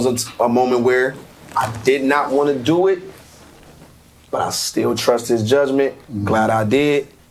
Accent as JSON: {"language": "English", "town": "Atlanta", "region": "Georgia", "country": "United States", "tie": "born or raised there", "said": "I'm raised in Atlanta"}